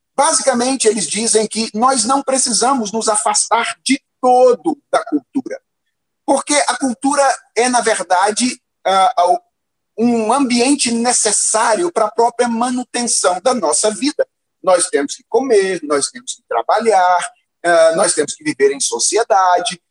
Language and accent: Portuguese; Minas Gerais, Brazil; eu me lembro quando eu era adolescente, lá em Minas Gerais